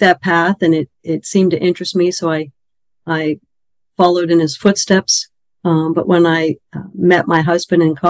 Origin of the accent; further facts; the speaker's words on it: Pittsburgh, Pennsylvania, United States; moved away as an adult; also born or lived in Maryland; now in Carlisle, United States; I grew up in Pittsburgh, a suburb of Pittsburgh called Penn Hills.